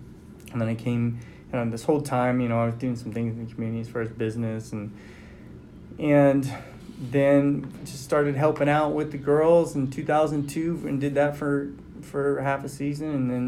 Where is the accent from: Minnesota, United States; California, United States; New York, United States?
California, United States; Whittier; moved away; Growing up in Whittier is actually where I'm from, right? Okay. In Los Angeles County.